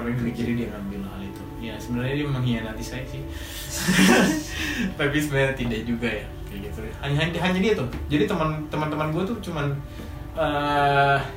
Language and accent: Indonesian; Wamena, Highland Papua, Indonesia; moved away as an adult; now in Jakarta, Indonesia; gue lahir dan dibesarkan di Papua di Wamena dan untuk lima tahun terakhir ini gue sedang merantau